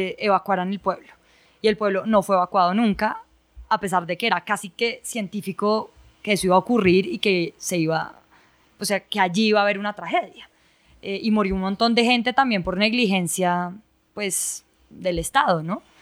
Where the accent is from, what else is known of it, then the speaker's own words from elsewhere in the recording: Ibagué, Tolima, Colombia; born there; Por eso yo nací en Ibagué.